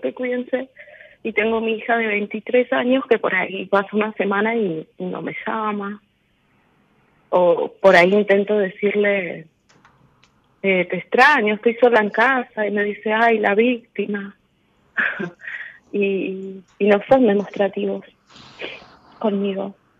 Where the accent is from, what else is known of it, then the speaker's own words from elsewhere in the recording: Corrientes, Argentina; De Corrientes